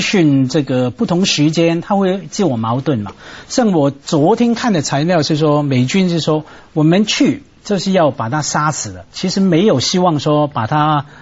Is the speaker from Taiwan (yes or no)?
no; Hong Kong; 我们香港人